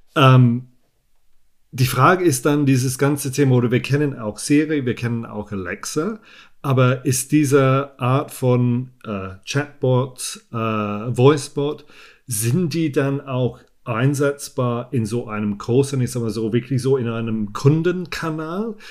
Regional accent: England, United Kingdom; German is a second language; moved away; ich bin Engländer, ich spreche Deutsch, aber mit einer vielleicht nicht so gut deutschen Aussprache

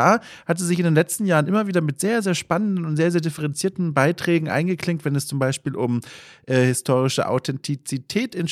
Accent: Bavaria, Germany; ich komme selbst aus Franken. Äh, ich habe den, den Dialekt über die Jahre verloren.

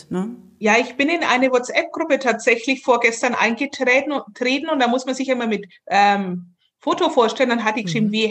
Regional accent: Bavaria, Germany; Und gerade unser fränkisches Essen ist furchtbar.

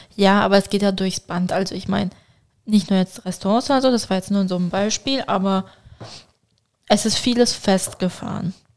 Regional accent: Basel, Basel-Stadt, Switzerland; als stolze Baslerin und stolze Türkin

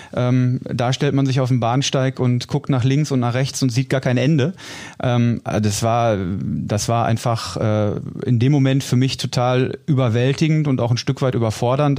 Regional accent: Dortmund, North Rhine-Westphalia, Germany; ich bin gebürtiger Dortmunder und ähm, insofern werde ich natürlich äh, klar meine meine Heimatstadt vermissen

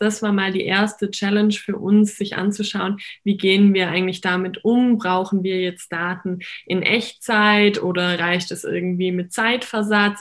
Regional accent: Heidenheim, Baden-Württemberg, Germany; ich komme ähm, aus Baden-Württemberg, mhm. ähm, mhm. aus Heidenheim.

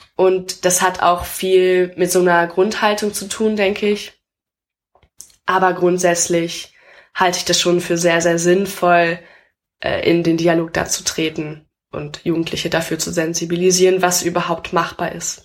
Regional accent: Hamm, North Rhine-Westphalia, Germany; moved away as an adult; also born or lived in Berlin; in meiner Stadt, wo ich herkomme, in der Stadt Hamm in Nordrhein-Westfalen

